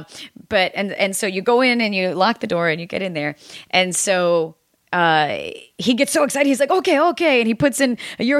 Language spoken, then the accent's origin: English; United States; growing up in the United States